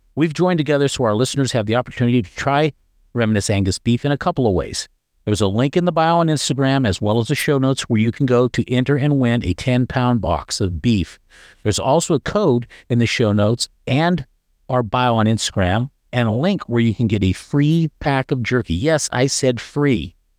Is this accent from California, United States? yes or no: yes; Northern California, United States; I grew up in Northern California